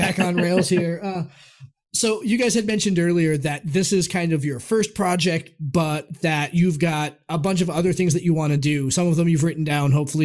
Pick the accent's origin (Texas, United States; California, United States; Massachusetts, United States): Massachusetts, United States; Quincy; also born or lived in South Boston; I was born in Quincy, so like South Boston